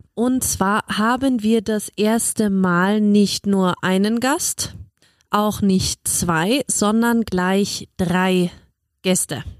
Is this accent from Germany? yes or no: yes; Germany; ich als Deutsche